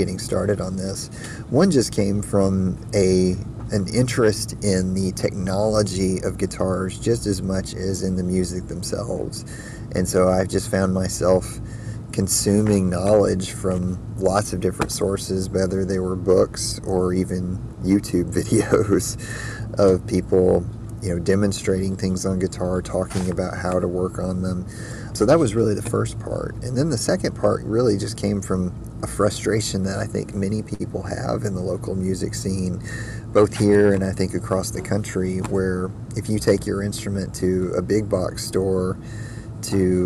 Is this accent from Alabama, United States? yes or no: yes; Huntsville, Alabama, United States; I'm originally from Huntsville, Alabama